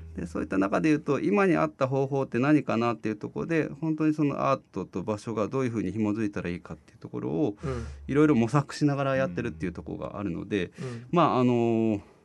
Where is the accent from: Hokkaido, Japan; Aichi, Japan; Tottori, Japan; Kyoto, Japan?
Kyoto, Japan; Nagaokakyo; moved away as an adult; also born or lived in Tokyo / Kansai; now in Fukuoka, Japan; 京都の長岡京というところなんですけど、はい、そこから大学で東京行って